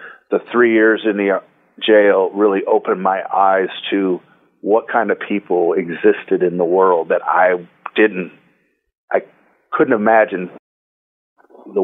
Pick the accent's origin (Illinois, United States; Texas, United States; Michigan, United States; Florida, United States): Michigan, United States; Detroit; I grew up in Detroit, Michigan, a child of the 60s